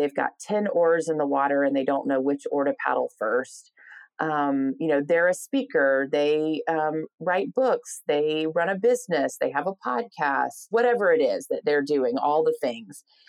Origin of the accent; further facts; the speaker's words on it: Atlanta, Georgia, United States; moved away as an adult; now in Nashville, United States; I started out in Atlanta, my hometown where I grew up